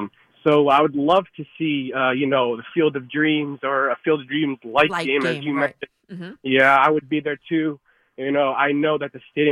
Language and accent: English; Clifton, New Jersey, United States; I'm from Clifton, New Jersey, which neighbors Patterson, New Jersey.